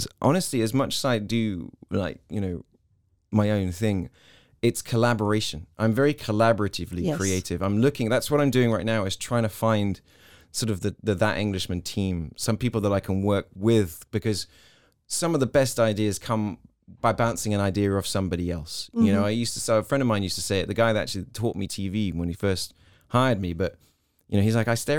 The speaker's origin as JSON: {"language": "English", "country": "Hong Kong", "said": "because I came from Hong Kong, a place where there was always sound."}